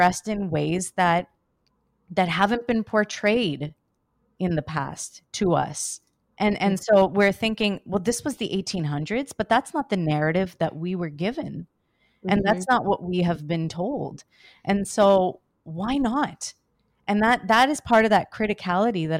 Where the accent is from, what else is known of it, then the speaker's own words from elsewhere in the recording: Canada; Myself being born and raised in Canada